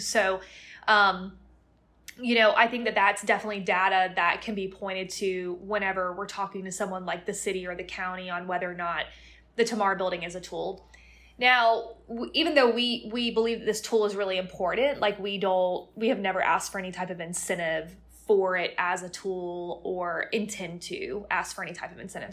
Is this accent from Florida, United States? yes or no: yes; Plant City, Florida, United States; moved away; I'm from Plant City, Florida, which is actually a suburb of Tampa, and most people have never even heard of it